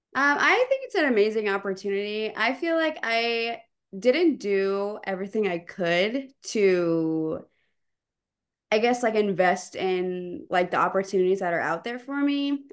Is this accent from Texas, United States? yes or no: yes; Pflugerville, Texas, United States; moved away as an adult; also born or lived in Champaign, Illinois; I'm from the Austin area, specifically Pflugerville